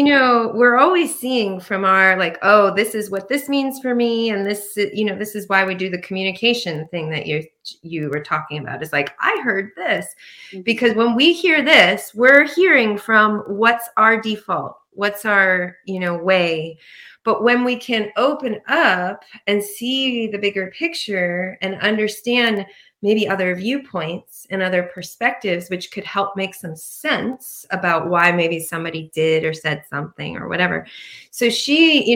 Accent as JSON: {"language": "English", "country": "Ireland", "said": "I'm Irish."}